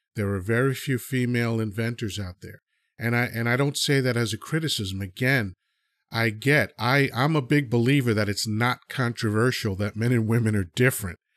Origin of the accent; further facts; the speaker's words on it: United States; also born or lived in Dominican Republic; I was, uh, born there, and I was moved to America, uh, when I was two. So I've been in America fifty-seven years now